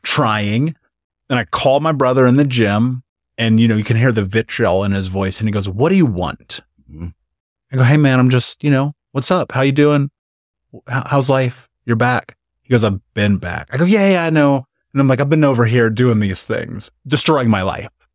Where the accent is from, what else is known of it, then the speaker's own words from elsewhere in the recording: Indiana, United States; moved away as an adult; I left Indiana at 29.